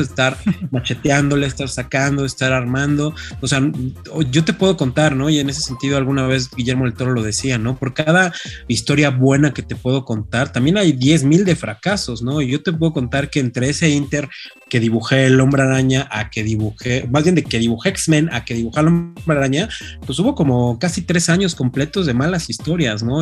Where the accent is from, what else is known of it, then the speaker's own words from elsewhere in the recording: Mexico; ser mexicanos, sino ya como latinos